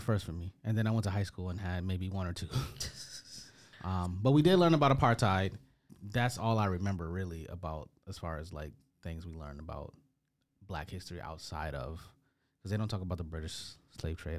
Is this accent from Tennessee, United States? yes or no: no; Detroit, Michigan, United States; I've come from Detroit